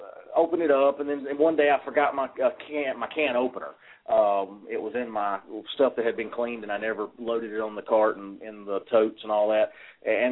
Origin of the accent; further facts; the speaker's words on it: North Carolina, United States; I'm from North Carolina in the South